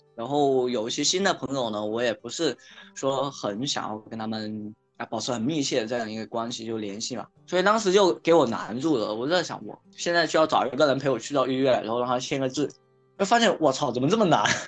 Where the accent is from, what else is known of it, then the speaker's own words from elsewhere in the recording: Shenzhen, Guangdong, China; 我来自深圳，然后现在是一个自由职业者，现在在做陪诊师这个行业的一个创业